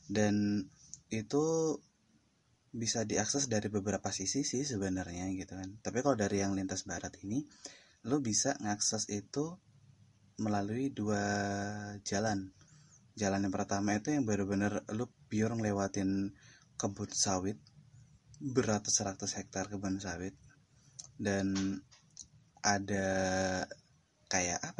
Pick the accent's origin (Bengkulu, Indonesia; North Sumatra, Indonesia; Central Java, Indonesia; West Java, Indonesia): Bengkulu, Indonesia; Mukomuko; now in Yogyakarta, Indonesia; Tentang pengalaman-pengalaman orang-orang di desa gue Termasuk pengalaman gue pribadi ketika gue belum di Jogja itu waktu gue masih di Bengkulu lebih tepatnya di Mukomuko sih sebenarnya